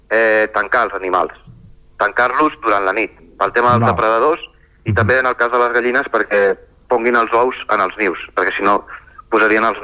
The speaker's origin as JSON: {"language": "Catalan", "town": "Barcelona", "region": "Catalonia", "country": "Spain", "tie": "born or raised there", "also_born_or_lived": "Collbató", "lives_now": "Sora, Spain", "said": "jo sóc nascut a Barcelona eh, i he viscut bastants anys a, a Collbató, que és un, un poble que hi ha al costat de, bueno, a prop de Barcelona, a la, a la muntanya Montserrat"}